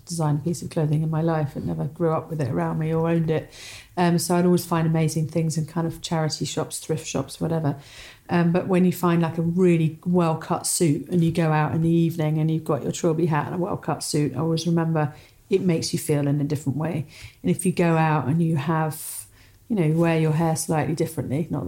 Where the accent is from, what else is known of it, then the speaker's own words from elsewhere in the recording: Somerset, South West England, United Kingdom; I grew up in deepest Somerset, overlooking the Somerset Levels on a cider farm.